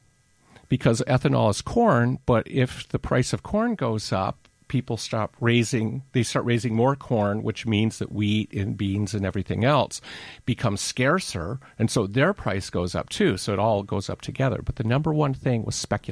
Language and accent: English; Detroit, Michigan, United States; I grew up in Detroit. I mean, I'm an ignorant city kid